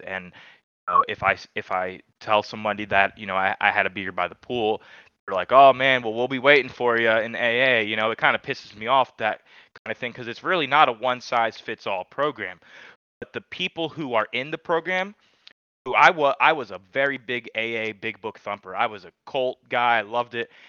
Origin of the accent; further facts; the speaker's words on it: Charlotte, North Carolina, United States; also born or lived in New York; now in Asheville, United States; I, am actually from New York originally, man. I was born in New York, and then I moved to Charlotte when I was eight